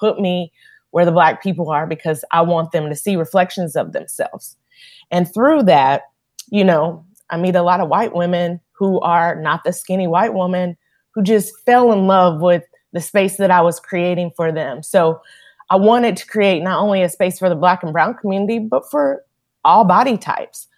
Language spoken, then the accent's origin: English; Powell, Tennessee, United States; I grew up in Powell, Tennessee.